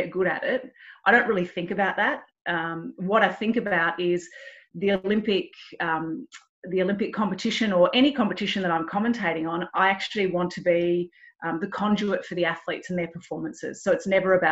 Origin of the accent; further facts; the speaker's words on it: Melbourne, Victoria, Australia; I grew up in Melbourne and we've got a bay